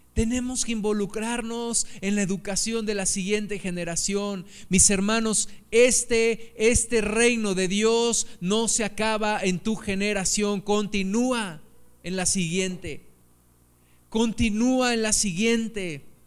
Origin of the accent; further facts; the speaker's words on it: Mexico City, Mexico; now in Pachuca, Mexico; yo tengo en mi corazón un amor por la Ciudad de México, porque fue el lugar donde, yo me crié